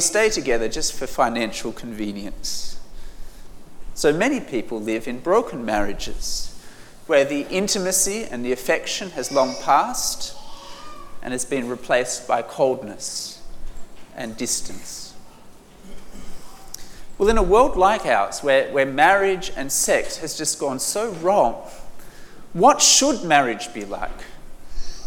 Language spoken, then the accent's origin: English; Australia; I'm from Australia